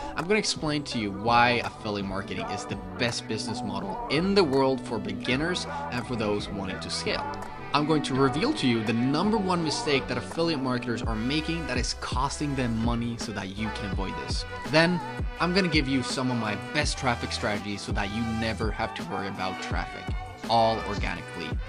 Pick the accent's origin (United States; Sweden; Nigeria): Sweden; I came from Sweden.